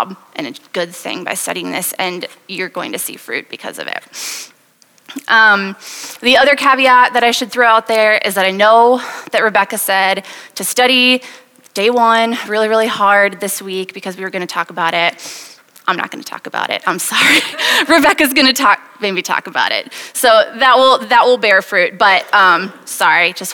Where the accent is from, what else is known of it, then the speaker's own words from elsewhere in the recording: Wisconsin, United States; moved away as an adult; now in Iowa City, United States; I am originally from Wisconsin, and I moved to Iowa City 6 years ago to go to medical school